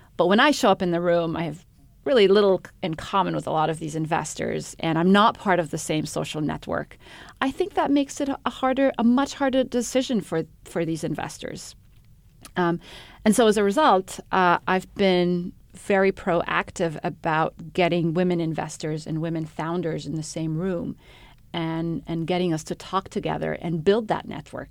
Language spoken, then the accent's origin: English; Egypt; moved away as an adult; also born or lived in Middle East / Cambridge, England; I'm um, originally from Egypt. I grew up in the Middle East